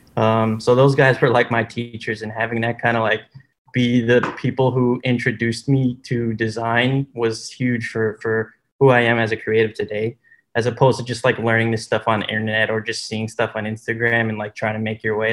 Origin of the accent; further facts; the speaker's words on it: New York, United States; born and raised in New York, and still living in New York.